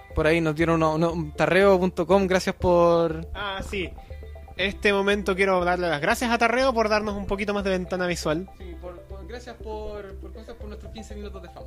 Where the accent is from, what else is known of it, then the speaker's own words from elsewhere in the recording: Chile; somos chilenos y nos gusta huevo.